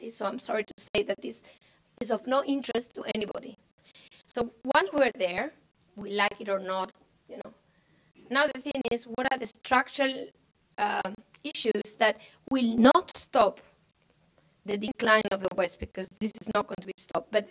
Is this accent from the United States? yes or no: no; Spain; I come from Spain.